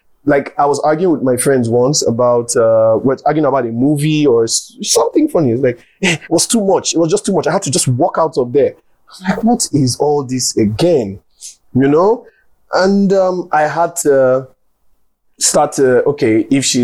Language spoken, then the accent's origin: English; Delta, Nigeria; I'm from Delta State